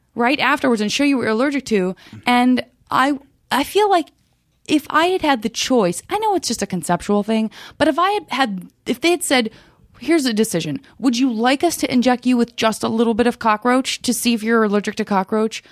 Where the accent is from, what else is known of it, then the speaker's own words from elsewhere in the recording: Arizona, United States; I'm from Arizona.